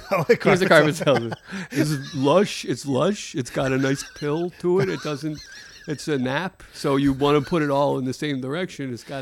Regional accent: Rio Rancho, New Mexico, United States; Rio Rancho. I'm from Rio Rancho Estates.

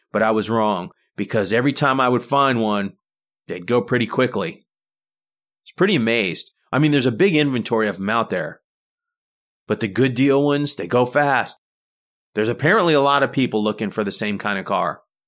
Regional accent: United States; We're typical American family.

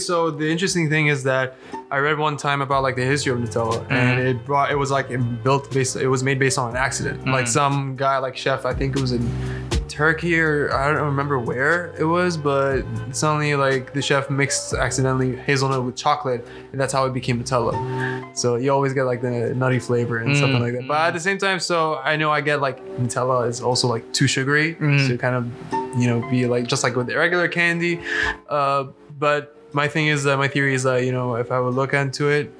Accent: Cairo, Cairo Governorate, Egypt; now in United States; I consider home Egypt. Okay, you know, I'm from Cairo.

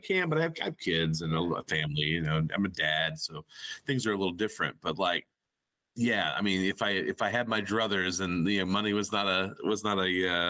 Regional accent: Arkansas, United States; growing up in Arkansas

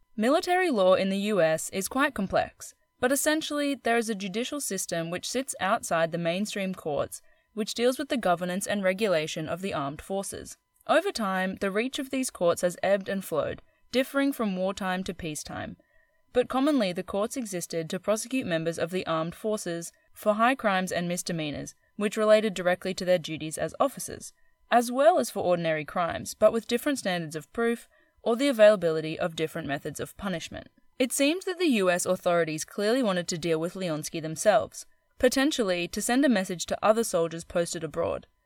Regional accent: Queensland, Australia; I'm from Queensland

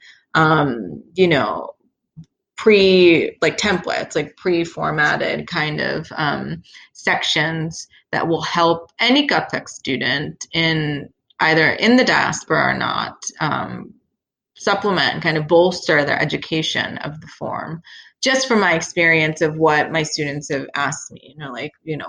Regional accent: Philadelphia, Pennsylvania, United States; now in Pittsburgh, United States; I'm from Philadelphia

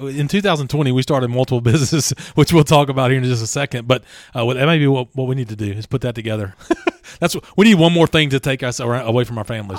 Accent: Louisiana, United States; moved away; I'm from Louisiana

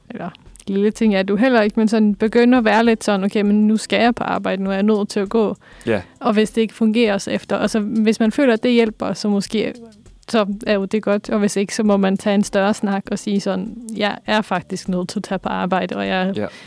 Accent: Norway; now in Denmark; så har jeg er opvokset i Norge primært, eller lidt rundt omkring.

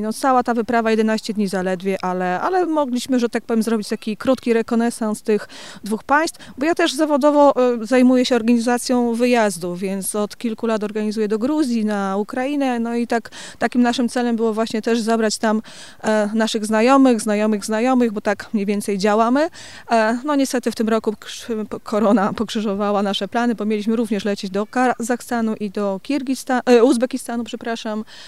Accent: Gliwice, Silesian Voivodeship, Poland; jestem z Gliwic.

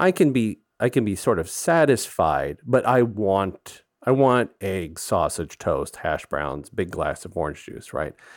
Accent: Gulf Coast, Texas, United States; growing up on the Gulf Coast

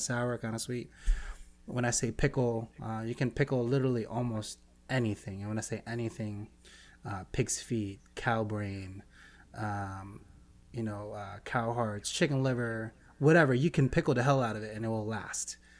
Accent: Philippines; being Filipino, Pacific Islander also.

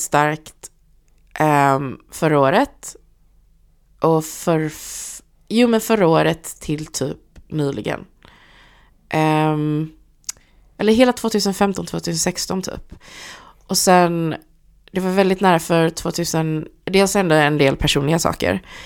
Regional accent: Gothenburg, Västra Götaland, Sweden; jag är från Hammarkullen

